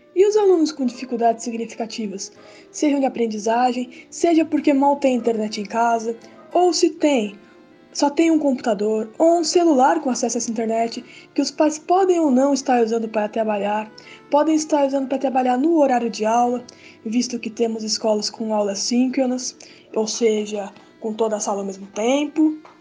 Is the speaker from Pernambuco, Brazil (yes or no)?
no; São Paulo, Brazil; eu sou de São Paulo, capital